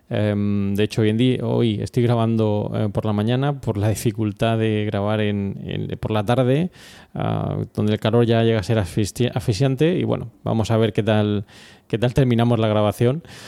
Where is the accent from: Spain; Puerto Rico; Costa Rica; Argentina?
Spain; Murcia, Region of Murcia; somos de Murcia